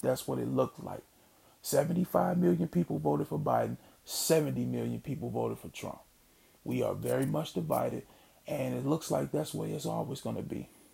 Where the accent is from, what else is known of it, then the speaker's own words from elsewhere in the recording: Mississippi, United States; Me being born and raised in Mississippi